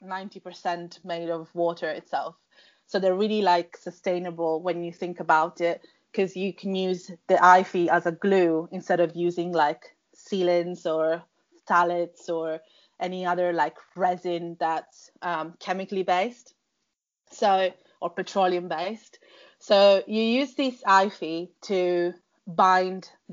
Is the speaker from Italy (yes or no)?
yes; Sicily, Italy; moved away as an adult; also born or lived in London; I grew up in Sicily, in Italy